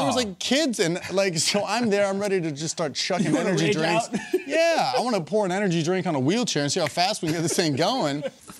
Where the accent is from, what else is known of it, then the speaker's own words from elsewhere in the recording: Los Angeles, California, United States; You know, I'm from Los Angeles.